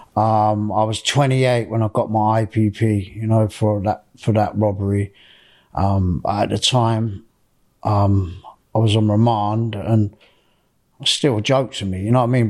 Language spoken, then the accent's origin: English; Reading, South East England, United Kingdom; I was born in Reading in Berkshire. Um, I was born on the D Road Estate